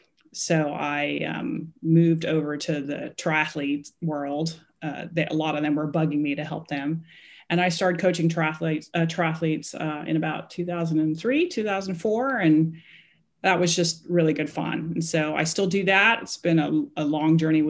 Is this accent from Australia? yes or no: no; Hong Kong; I am from Hong Kong. I was born and raised there